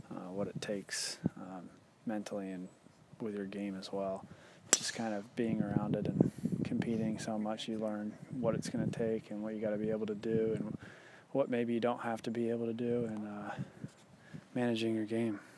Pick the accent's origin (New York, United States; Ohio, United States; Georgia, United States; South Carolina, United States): Georgia, United States; also born or lived in Dallas, Texas / Boston, Massachusetts; I was born in Dallas, but my family's from Boston, and I lived in Boston briefly, too, but grew up really in Georgia